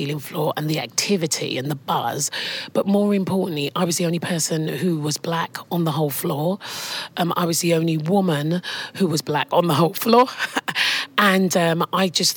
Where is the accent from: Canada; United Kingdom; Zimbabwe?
United Kingdom; London; also born or lived in Enfield; I was born in Islington in London. I'm one of four siblings. My parents were from Guyana